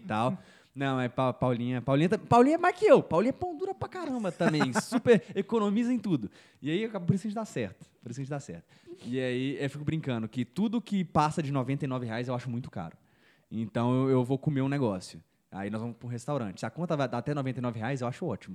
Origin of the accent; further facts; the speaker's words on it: Belo Horizonte, Minas Gerais, Brazil; Eu sou de Belo Horizonte